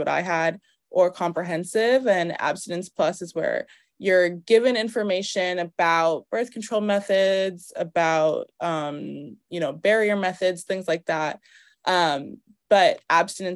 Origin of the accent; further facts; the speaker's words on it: Cambridge, Massachusetts, United States; moved away as an adult; also born or lived in Harlem, New York; now in New York, United States; I'm from Massachusetts, from Cambridge, Boston area. It's actually where I'm staying right now with my parents for a little bit. What else? But I am New York based. I'm based in Harlem